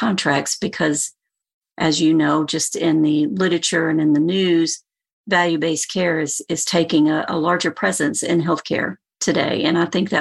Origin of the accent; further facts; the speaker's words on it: Alabama, United States; moved away; also born or lived in Tennessee / Birmingham, Alabama; I'm from Alabama originally